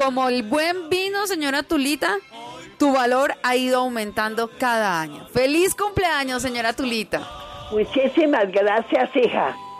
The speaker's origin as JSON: {"language": "Spanish", "town": "Toro", "region": "Valle del Cauca", "country": "Colombia", "also_born_or_lived": "Cali / Restrepo, Valle del Cauca", "moved": "as an adult", "lives_now": "Bogotá, Colombia", "said": "somos del Valle de Toro"}